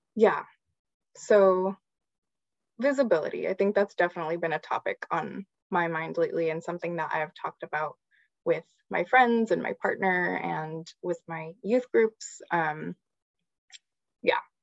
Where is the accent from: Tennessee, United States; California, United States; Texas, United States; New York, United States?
California, United States; San Gabriel Valley; I'm a queer Chicana and I grew up in the San Gabriel Valley